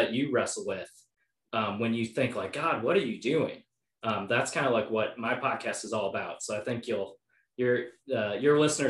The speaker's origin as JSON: {"language": "English", "town": "Oshkosh", "region": "Wisconsin", "country": "United States", "tie": "born or raised there", "said": "I grew up in Oshkosh."}